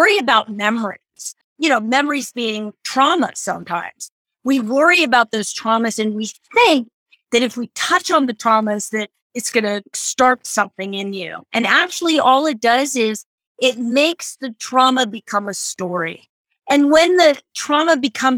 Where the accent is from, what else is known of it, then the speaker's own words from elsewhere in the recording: Idaho, United States; moved away; I often tell my kind of story about growing up in Idaho